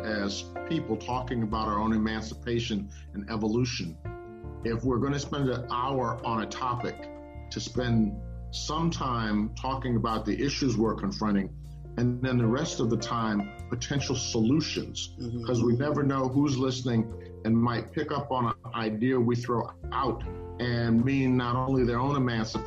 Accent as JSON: {"language": "English", "town": "Omaha", "region": "Nebraska", "country": "United States", "tie": "born or raised there", "said": "I grew up in Omaha, Nebraska"}